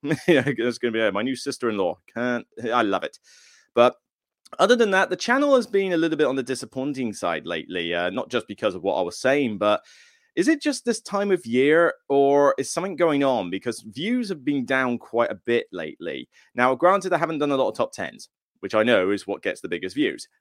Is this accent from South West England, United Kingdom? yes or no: yes; Taunton, South West England, United Kingdom; moved away; where I'm from hometown-wise